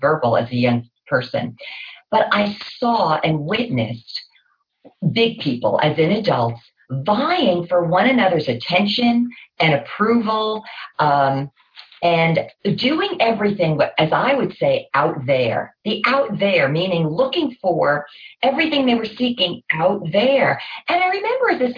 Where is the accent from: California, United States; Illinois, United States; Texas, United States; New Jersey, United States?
New Jersey, United States; I grew up in New Jersey